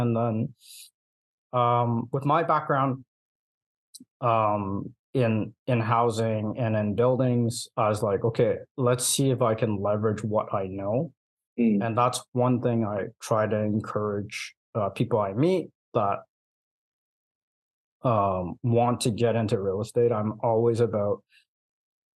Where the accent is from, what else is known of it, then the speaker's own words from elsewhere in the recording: Hong Kong; moved away; I'm from Hong Kong